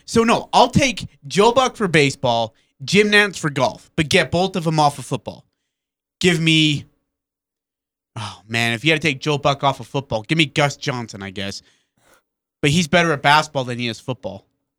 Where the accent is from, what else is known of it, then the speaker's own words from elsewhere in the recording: United Kingdom; Yeah, we're British.